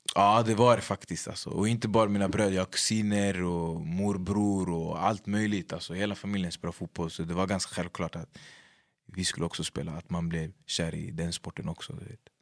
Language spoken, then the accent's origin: Swedish; Upplands-Bro, Stockholm County, Sweden; Upplandsbro, mig, jag skulle säga hela min personlighet faktiskt. Hur vi pratar